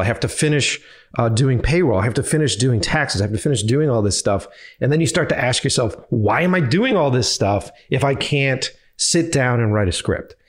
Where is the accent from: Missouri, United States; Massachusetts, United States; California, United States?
Massachusetts, United States; Boston; moved away as an adult; also born or lived in New York; if I go back to my hometown, I know everybody